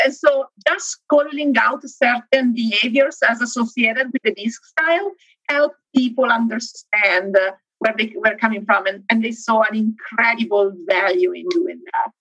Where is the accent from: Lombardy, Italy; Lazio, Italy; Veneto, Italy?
Lombardy, Italy; Milan; now in Benton Harbor, United States; I am located in Benton Harbor, Michigan. I'm originally from Italy, though, from Milan.